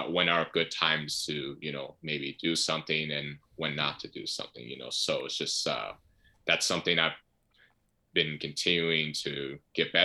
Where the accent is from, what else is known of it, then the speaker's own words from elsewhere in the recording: United States; being an American